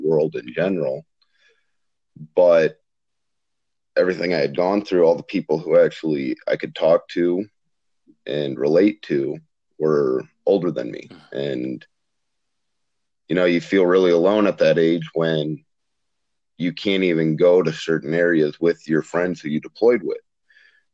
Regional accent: Iowa, United States; I grew up in Iowa

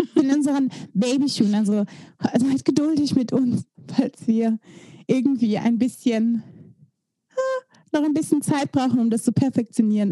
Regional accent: Belgium; moved away as an adult; now in Germany; Ich komme aus Belgien eigentlich

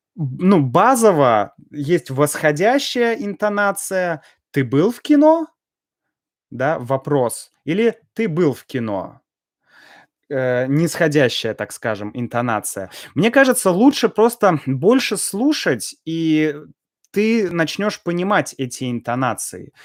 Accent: Russia; я и так из России

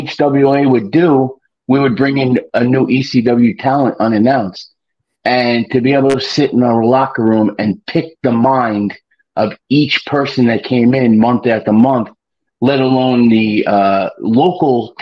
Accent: Long Island, New York, United States; growing up on Long Island, we had him at a local video store where I worked

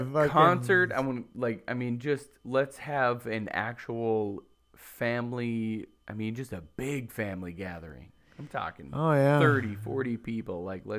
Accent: Mitchell, South Dakota, United States; moved away as an adult; now in Roseau, United States; I'm from Mitchell, South Dakota, and We moved to Roseau, Minnesota.

